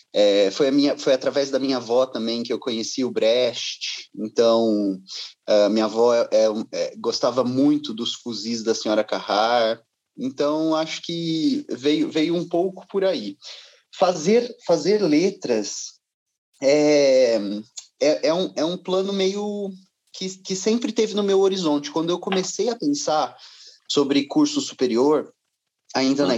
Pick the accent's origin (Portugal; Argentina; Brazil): Brazil; Ribeirão Preto, São Paulo; moved away; eu estou longe de Ribeirão Preto, onde nasci